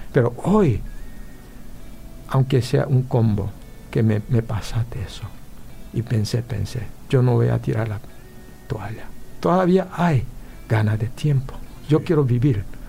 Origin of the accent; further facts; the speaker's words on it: Paraguay; also born or lived in Korea (ancestry); now in California, United States; yo soy paraguayo